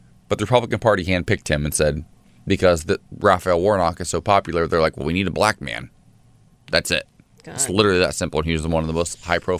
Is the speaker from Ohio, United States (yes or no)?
yes; Columbus, Ohio, United States; my home state and home city of Columbus, Ohio.